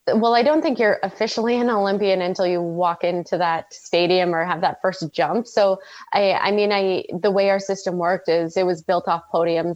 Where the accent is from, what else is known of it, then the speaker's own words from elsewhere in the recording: Red Deer, Alberta, Canada; I grew up in Red Deer, which is like dead smack in the middle of bowl.